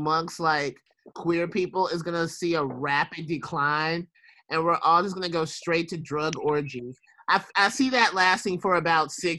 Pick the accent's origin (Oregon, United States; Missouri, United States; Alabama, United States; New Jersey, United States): Alabama, United States; I'm from Alabama